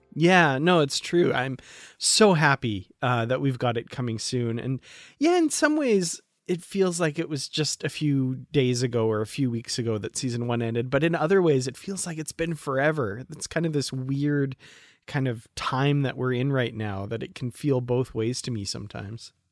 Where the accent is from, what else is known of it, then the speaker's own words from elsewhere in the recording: Alberta, Canada; I'm from Alberta, Canada